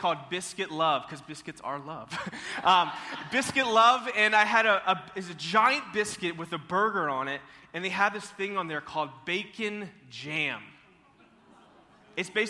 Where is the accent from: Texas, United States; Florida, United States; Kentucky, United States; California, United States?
Florida, United States; Tallahassee; moved away; I'm originally from Tallahassee, Florida